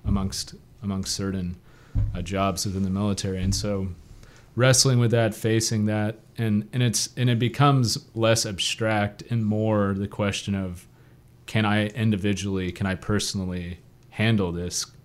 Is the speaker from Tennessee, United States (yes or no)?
no; The Woodlands, Texas, United States; also born or lived in England; we moved back to Texas when I was about two years old. And then from the time I got back when I was two to when I graduated from high school, I was living in the Woodlands, Texas.